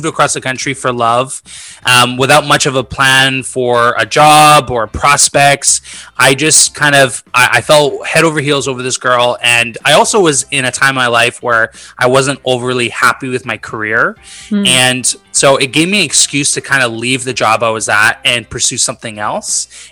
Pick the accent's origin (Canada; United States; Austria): Canada; Vancouver, British Columbia; moved away as an adult; now in Montreal, Canada; my whole life, I grew up in Vancouver